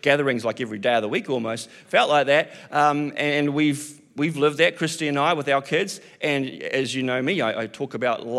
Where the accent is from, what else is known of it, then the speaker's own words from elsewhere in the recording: New Zealand; I'm a Kiwi